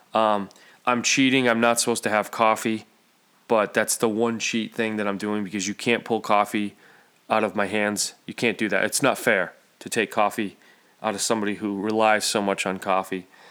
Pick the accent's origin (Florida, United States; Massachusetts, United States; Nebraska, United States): Massachusetts, United States; Central; I'm Central Mass